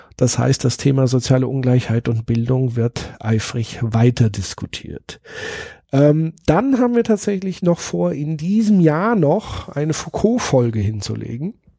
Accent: Würzburg, Bavaria, Germany; Würzburg ist natürlich nicht nur meine Heimatstadt

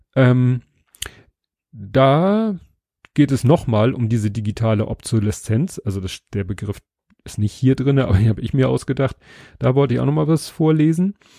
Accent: Hamburg, Germany; was ich als Hamburger kenne

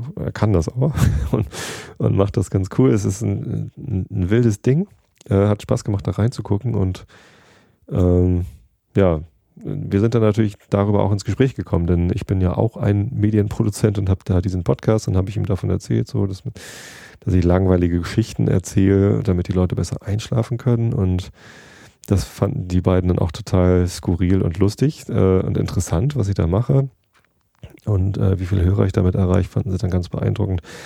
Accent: Germany; ich komme aus Deutschland

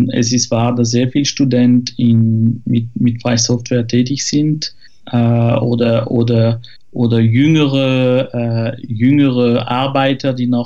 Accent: France; German is a second language; now in Zurich, Switzerland; ich bin Franzose, wohne aber in der Schweiz seit zehn Jahren in Zürich.

